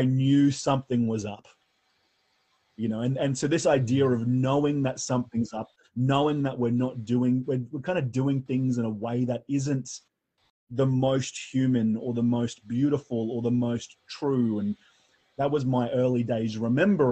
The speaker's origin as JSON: {"language": "English", "country": "Australia", "accent": "Australian", "said": "I'm an Australian, and you can tell from the accent that I'm Australian."}